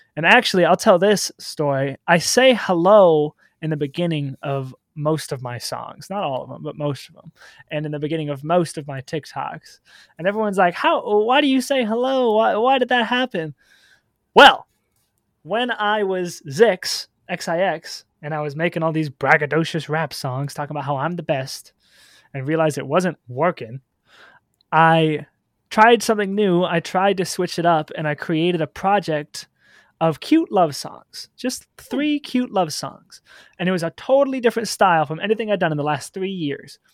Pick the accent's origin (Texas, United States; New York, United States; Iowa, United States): Iowa, United States; Solon; also born or lived in Cedar Rapids, Iowa; I guess technically I was born in Cedar Rapids, but I did most of my growing up in a small town called Solon, Iowa